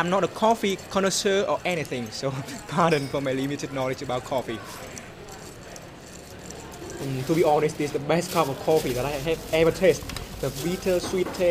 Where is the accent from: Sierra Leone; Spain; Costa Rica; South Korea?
South Korea; from Korea.